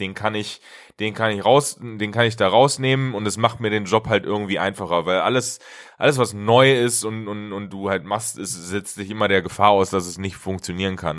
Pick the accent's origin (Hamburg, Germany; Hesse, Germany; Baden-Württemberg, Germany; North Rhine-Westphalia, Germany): Hesse, Germany; moved away; ich komme ja eigentlich auch ursprünglich aus Hessen